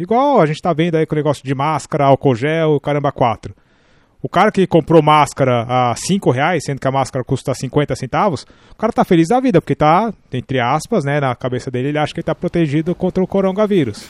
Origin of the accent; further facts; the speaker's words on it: Brazil; Nós, como brasileiros